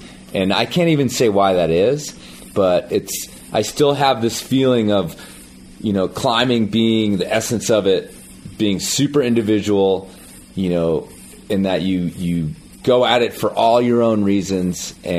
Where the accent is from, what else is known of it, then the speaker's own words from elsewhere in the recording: United States; as an American and as an American climber